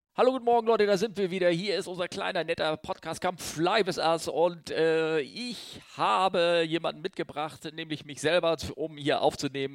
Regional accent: Northern Germany, Germany; ich bin Norddeutscher

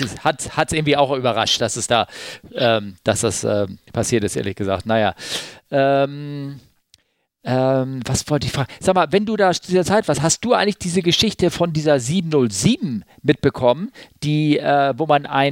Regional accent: Germany; Ich als Westdeutscher

